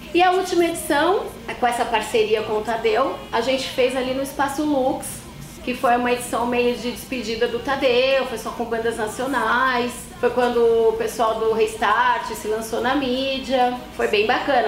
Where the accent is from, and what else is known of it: São Paulo, Brazil; born or raised there